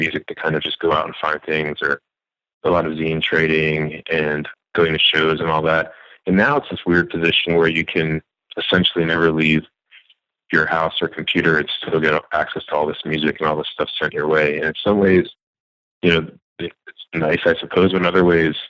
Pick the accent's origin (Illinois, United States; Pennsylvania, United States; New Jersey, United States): New Jersey, United States; I grew up in New Jersey